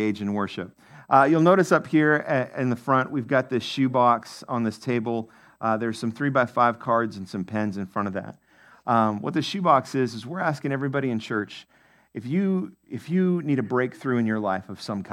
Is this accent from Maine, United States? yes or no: yes; Maine, United States; moved away; my home state, Maine